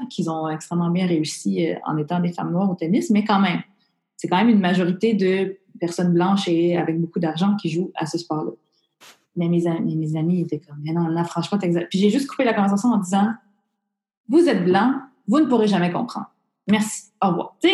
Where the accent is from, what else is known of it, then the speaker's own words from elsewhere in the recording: Montreal, Quebec, Canada; Je suis née à Maisonneuve, Rosemont. je, {S0} je, {S1} je, suis plus québécoise, je suis plus montréalaise que toi qui es née à Rimouski